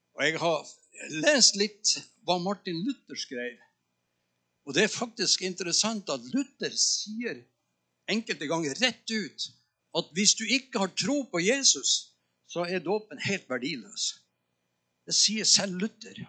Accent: Northern Norway, Norway; moved away; also born or lived in Tønsberg; Jeg er nordlending

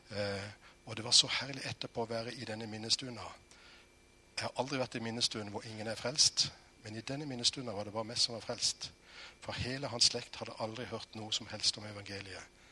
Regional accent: Norway; jeg er født i Norge

